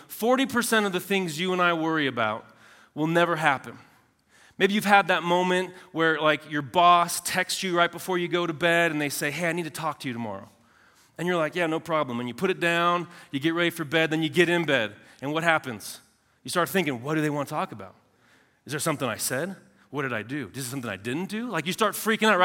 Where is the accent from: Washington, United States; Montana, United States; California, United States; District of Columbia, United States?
California, United States; Southern; I'm from Southern California